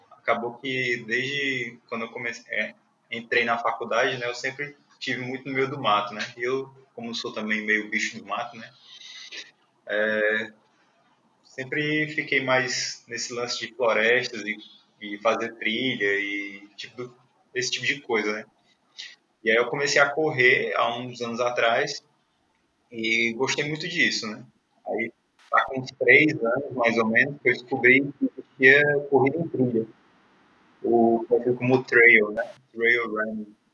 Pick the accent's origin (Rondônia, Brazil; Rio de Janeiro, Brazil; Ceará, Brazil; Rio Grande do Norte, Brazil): Ceará, Brazil; Fortaleza; Sou de Fortaleza também.